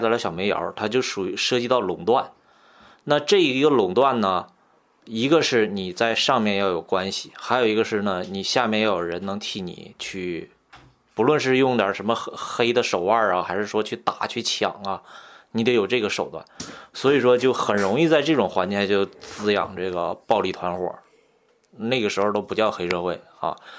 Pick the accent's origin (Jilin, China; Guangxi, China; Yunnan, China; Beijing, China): Jilin, China; a coal-mining town near Changchun; 我老家是一个煤矿，就是它在长春附近